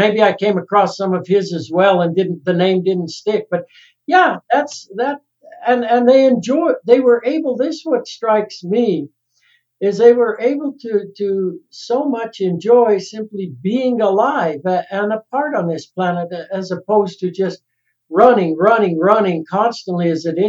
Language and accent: English; Salida, Colorado, United States; I think when I grew up in Salida, this little town of Salida, it was still a community.